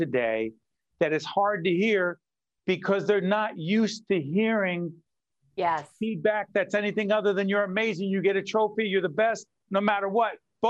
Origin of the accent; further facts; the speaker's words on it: Newark, New Jersey, United States; I'm old school. I'm from Newark.